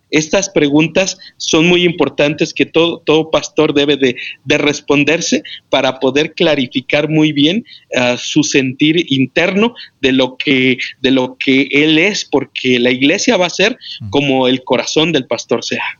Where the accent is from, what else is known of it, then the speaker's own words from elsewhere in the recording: Mexico City, Mexico; moved away as an adult; now in Morelia, Mexico; Yo soy de la Ciudad de México, eh, Distrito Federal, pero ahora, eh, hace 13 años venimos de la Ciudad de México